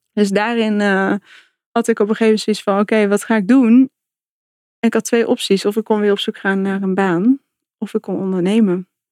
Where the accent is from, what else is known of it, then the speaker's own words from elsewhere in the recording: North Brabant, Netherlands; moved away as an adult; also born or lived in England / Germany / Amsterdam; ik kom uit Brabant